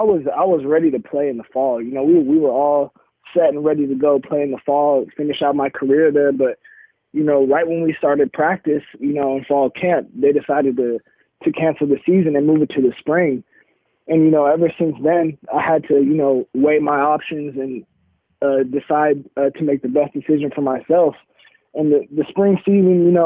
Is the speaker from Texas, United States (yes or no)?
no; Oregon, United States; Oregon, you know, obviously my hometown team